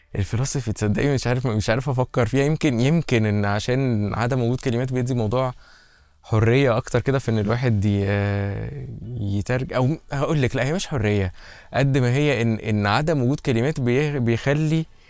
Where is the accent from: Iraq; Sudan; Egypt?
Egypt; احنا كمصريين